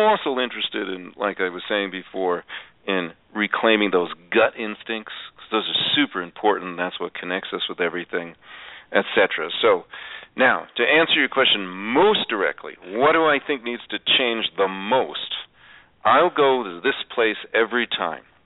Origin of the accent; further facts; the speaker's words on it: New York, United States; I was raised in New York